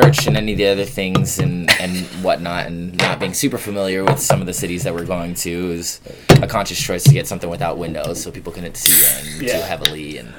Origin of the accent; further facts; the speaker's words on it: Hawaii, United States; moved away as an adult; also born or lived in Las Vegas; They're from California, from the States, and then moved to Hawaii, and then I was born and raised in Hawaii, and then moved away to Las Vegas for university.